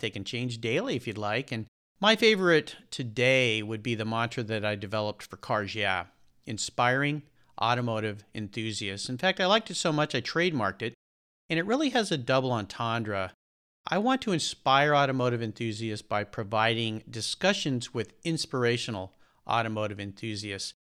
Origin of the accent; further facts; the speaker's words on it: La Jolla, California, United States; I grew up in Southern California in a, a small town just north of San Diego called La Jolla, California